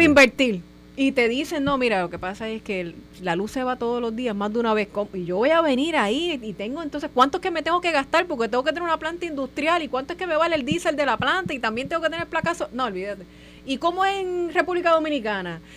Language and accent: Spanish; Puerto Rico